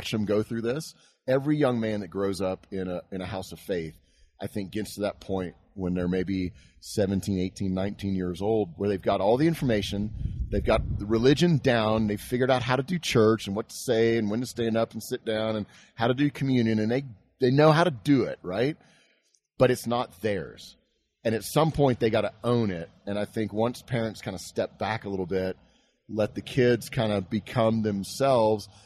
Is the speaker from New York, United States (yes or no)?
no; Houston, Texas, United States; I grew up in Houston, Texas.